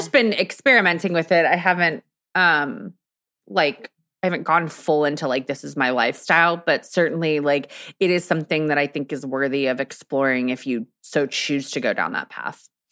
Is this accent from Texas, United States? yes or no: yes; Texas, United States; I'm from Texas